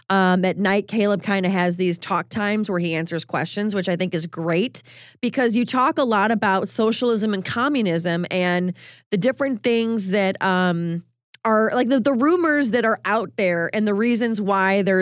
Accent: Chicago, Illinois, United States; That's my hometown.

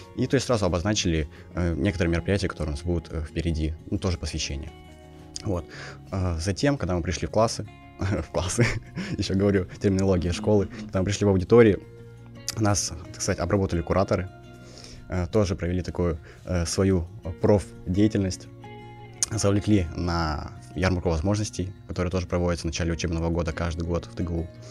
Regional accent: Kazakhstan; moved away as an adult; now in Tomsk, Russia; я сам из Казахстана

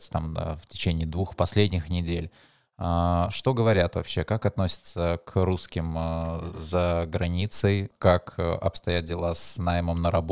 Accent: Chelyabinsk Oblast, Russia; я как человек из Челябинской области

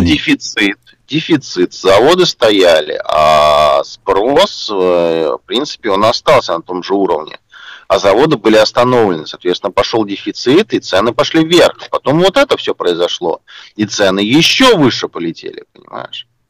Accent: Russia; что мы, там из России приехали, да, все-таки у нас э, свои языковые особенности

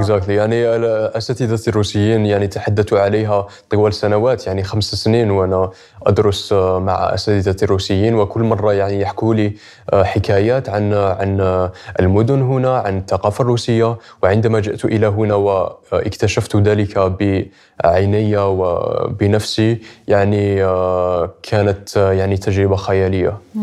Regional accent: Algeria; أنا كجزائري

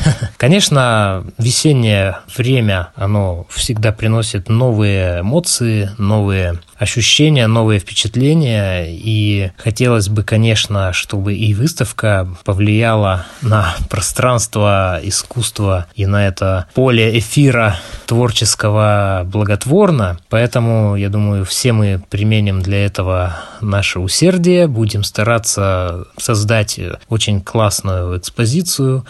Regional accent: Khabarovsk, Khabarovsk Krai, Russia; я хабаровчанин

